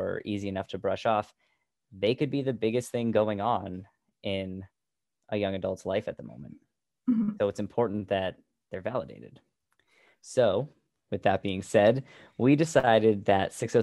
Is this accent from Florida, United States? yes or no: no; New Hampshire, United States; So Heather and I, as far as I know, were both born and raised in the New Hampshire area.